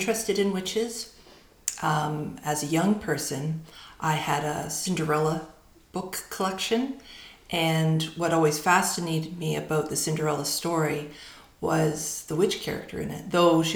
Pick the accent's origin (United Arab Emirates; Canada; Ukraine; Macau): Canada; Surrey, British Columbia; now in Victoria, Canada; I grew up in Surrey, so I grew up in a very urban.